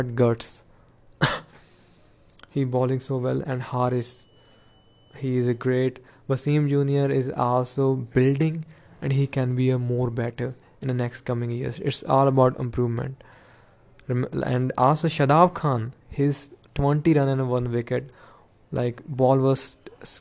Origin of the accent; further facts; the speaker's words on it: India; I am from India